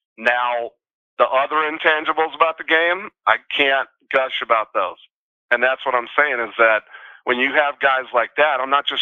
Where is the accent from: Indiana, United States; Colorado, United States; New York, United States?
Colorado, United States; also born or lived in Minnesota; So originally I'm from Minnesota. I moved here when we were five, but I consider Colorado my home